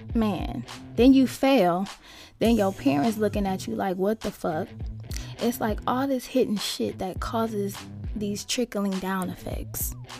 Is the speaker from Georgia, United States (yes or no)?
no; Los Angeles, California, United States; moved away as an adult; also born or lived in Arizona / Las Vegas; I grew up in South Central